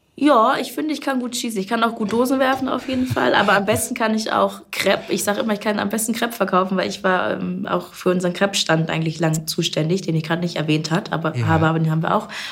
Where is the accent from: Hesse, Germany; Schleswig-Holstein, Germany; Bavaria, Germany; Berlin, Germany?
Schleswig-Holstein, Germany; Kreis Stormarn, Herzogtum Lauenburg; also born or lived in Bad Oldesloe; Kreis Stormann, Herzogtum Lauenburg und so weiter, das ist meine Heimat.